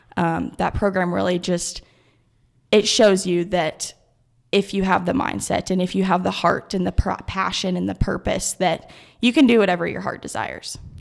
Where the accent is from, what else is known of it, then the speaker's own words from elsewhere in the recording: Kearney, Nebraska, United States; here in my hometown in Kearney.